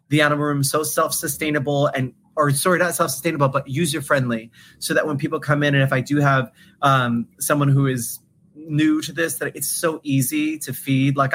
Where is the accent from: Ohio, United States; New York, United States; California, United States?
New York, United States; when I first moved here, I didn't have a license because I was from New York